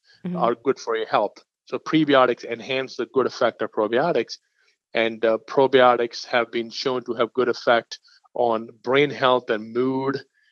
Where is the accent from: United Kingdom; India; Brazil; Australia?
India; I'm from India.